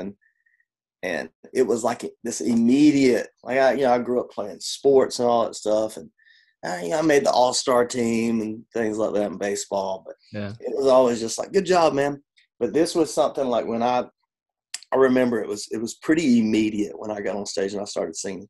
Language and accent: English; Georgia, United States; moved away; I'm from Georgia originally